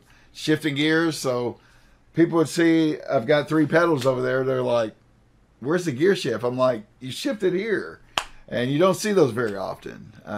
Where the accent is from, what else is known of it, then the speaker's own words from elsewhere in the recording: Lafayette, Kentucky, United States; also born or lived in Clarksville, Tennessee; We moved from Clarksville, Tennessee to Lafayette, Kentucky.